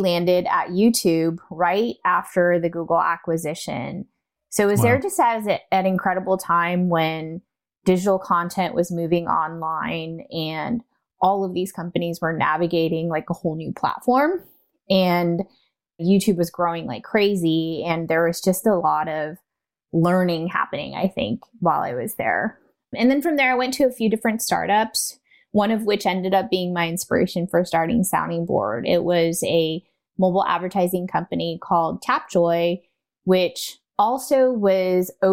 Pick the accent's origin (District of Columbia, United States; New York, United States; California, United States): California, United States; also born or lived in Taiwan; I am from Taiwan and am a first-generation immigrant. I came when I was two, so, you know, culturally and norms-wise, I grew up as a California-American kid.